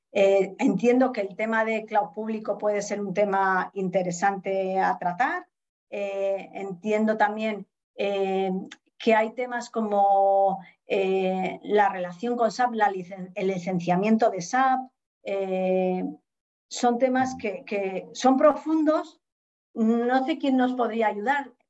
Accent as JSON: {"language": "Spanish", "town": "Bañuelos del Rudrón", "region": "Castile and León", "country": "Spain", "tie": "born or raised there", "said": "te voy a decir un pueblo, porque yo soy muy de la España vaciada. Entonces, un pueblo, bañuelo del Rudrón, mi pueblo."}